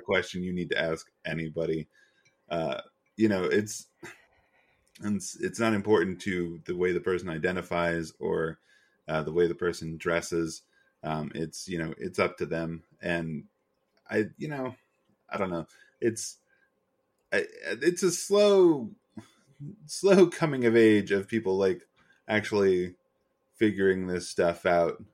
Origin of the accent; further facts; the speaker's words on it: Western North Carolina, United States; I grew up largely in Western North Carolina